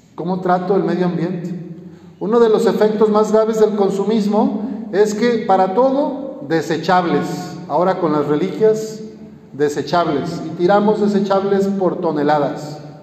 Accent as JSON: {"language": "Spanish", "town": "Lagos de Moreno", "region": "Jalisco", "country": "Mexico", "tie": "born or raised there", "moved": "yes", "said": "en mi pueblito, ahí en Lagos de Moreno"}